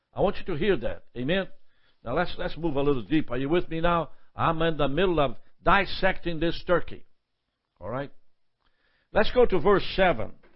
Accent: Brazil; moved away as an adult; also born or lived in Alma, Georgia; now in United States; I'm from Brazil

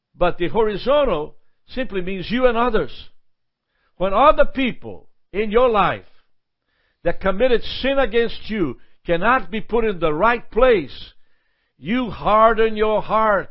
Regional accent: Brazil; moved away as an adult; also born or lived in Alma, Georgia; now in United States; I'm from Brazil

